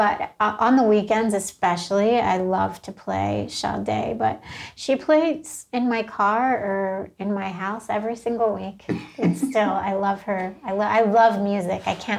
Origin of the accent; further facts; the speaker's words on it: Trenton, New Jersey, United States; now in Los Angeles, United States; I grew up in Trenton, New Jersey, mm-hmm. which was a pretty rough neighborhood.